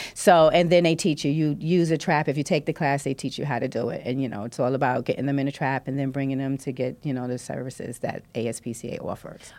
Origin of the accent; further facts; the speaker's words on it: New York City, New York, United States; now in Canarsie, Brooklyn, United States; I'm from Brownsville